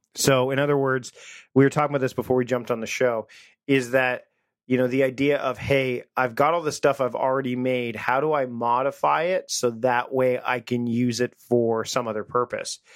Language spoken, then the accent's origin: English; Canada; now in Victoria, Canada; we're both Canadian